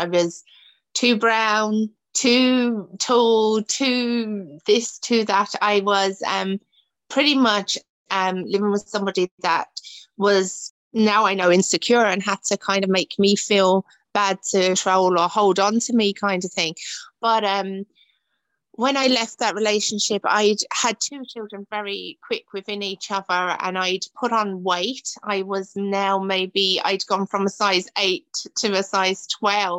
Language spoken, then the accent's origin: English; Dagenham, London, United Kingdom; moved away as an adult; now in Ireland; I grew up in Dagenham, where Ford's used to be